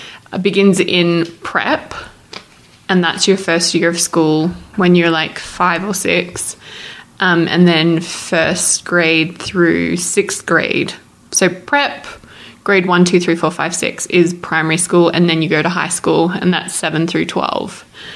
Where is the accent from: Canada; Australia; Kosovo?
Australia; Melbourne, Victoria; moved away as an adult; also born or lived in Adelaide; now in United States; I claim Melbourne as home. Technically, I was born in Adelaide, but we moved to Melbourne when I was about four. So, Melbourne's home.